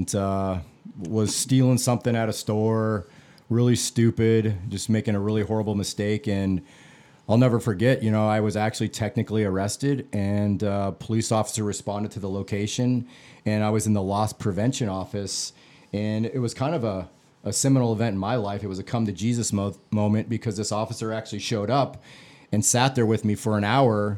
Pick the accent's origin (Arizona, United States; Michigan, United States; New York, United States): Arizona, United States; Phoenix; I grew up in the Phoenix area, middle-class neighborhood